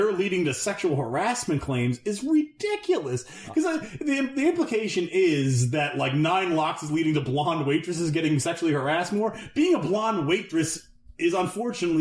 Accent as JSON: {"language": "English", "country": "Canada", "said": "we're Canadian"}